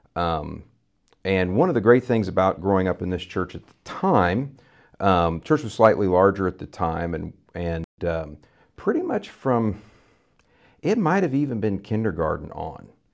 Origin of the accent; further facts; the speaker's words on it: Vandalia, Missouri, United States; also born or lived in San Antonio, Texas; I grew up here in Vandalia, Missouri, uh, really outside of, uh, Vandalia, Missouri